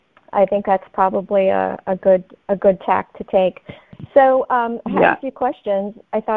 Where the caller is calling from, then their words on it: Seattle, Washington, United States; I'm calling from Seattle, Washington.